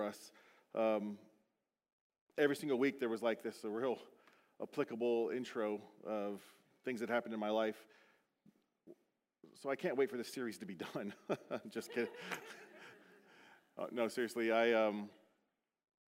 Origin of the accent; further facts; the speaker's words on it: Beaufort, South Carolina, United States; moved away; my hometown, Buford, South Carolina